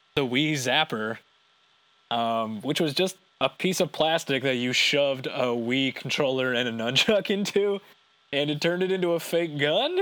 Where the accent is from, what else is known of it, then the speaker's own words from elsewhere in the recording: Canada; we're Canadian